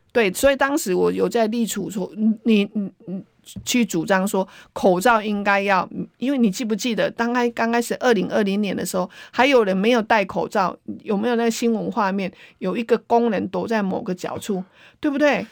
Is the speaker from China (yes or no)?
no; Taiwan; 我们台湾人是很善良的